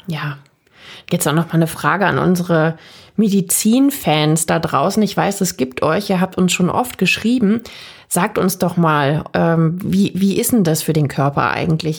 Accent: Germany; bei uns in Deutschland

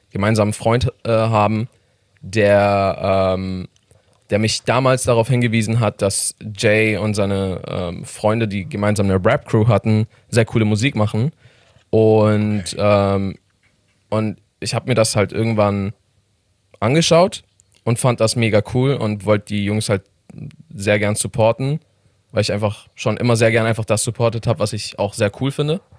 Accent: Iran; German is a second language; now in Germany

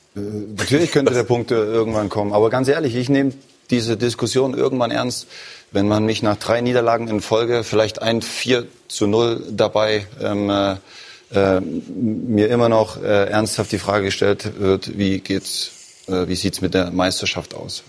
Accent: eastern Germany, Germany; moved away; aus dem Osten der Republik, aus meiner Heimat.

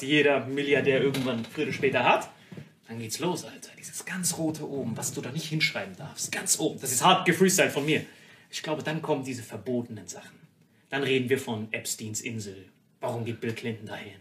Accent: Morocco; moved away; ich bin in Marokko aufgewachsen

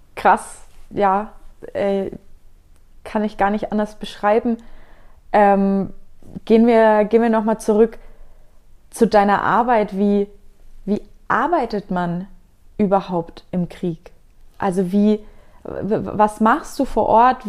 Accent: Nuremberg, Bavaria, Germany; ich komme aus Nürnberg

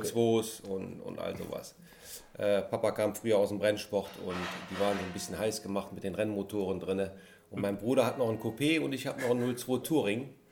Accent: Mönchengladbach, North Rhine-Westphalia, Germany; als gebürtiger Gladbacher

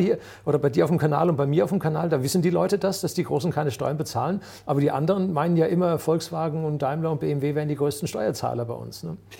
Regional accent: Germany; bei uns in Deutschland

